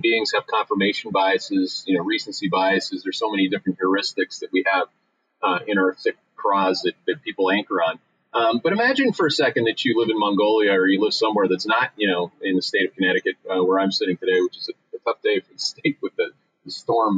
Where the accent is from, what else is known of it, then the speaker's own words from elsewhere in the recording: Canada; moved away as an adult; now in United States; I came here in the 1990s. I'm a Canadian.